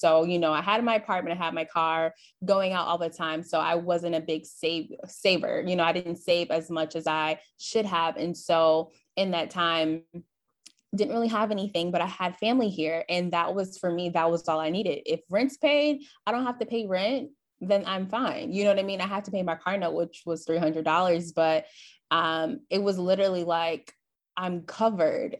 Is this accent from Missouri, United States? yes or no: no; Flint, Michigan, United States; moved away as an adult; now in Dallas, United States; I'm originally from Flint, Michigan, moved to Dallas, Texas last year